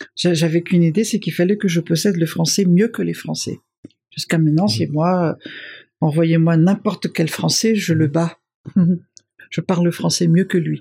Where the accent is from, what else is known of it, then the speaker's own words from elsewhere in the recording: Madagascar; moved away as an adult; also born or lived in Paris / Brussels / New York; je suis une malgache qui a vécu longtemps à l'extérieur et qui possède leur code et les miens